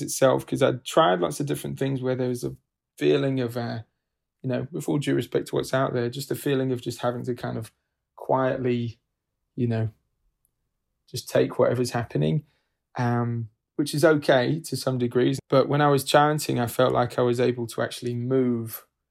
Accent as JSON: {"language": "English", "country": "United Kingdom", "moved": "yes", "lives_now": "New York City, United States", "said": "originally from the UK, but lived here for several years"}